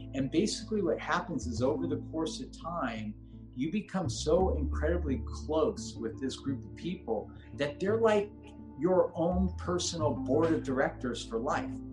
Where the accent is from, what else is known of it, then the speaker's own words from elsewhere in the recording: Los Angeles, California, United States; I grew up in Granada Hills